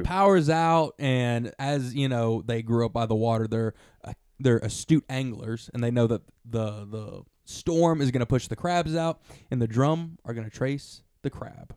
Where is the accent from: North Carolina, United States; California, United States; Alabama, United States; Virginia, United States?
Alabama, United States; we're from Alabama